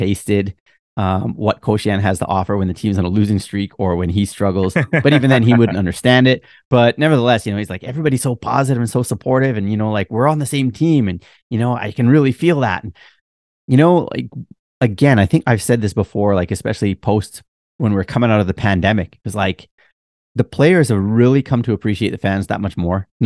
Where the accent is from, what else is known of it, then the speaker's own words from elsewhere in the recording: Canada; accent: Canadian; now in Japan; my Canadian accent